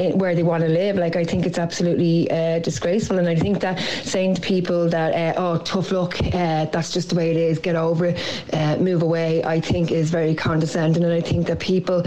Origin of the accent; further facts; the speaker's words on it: Wicklow, near Greystones, Leinster, Ireland; now in Dublin, Ireland; I'm from Wicklow, just out past Greystones originally